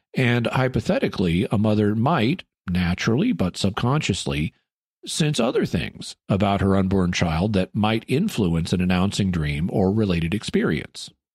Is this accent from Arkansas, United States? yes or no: yes; Arkansas, United States; moved away; my hometown in Arkansas, which I was considering moving back